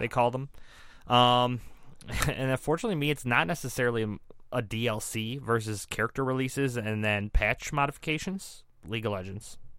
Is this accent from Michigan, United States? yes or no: yes; Detroit, Michigan, United States; we're here from the Metro Detroit area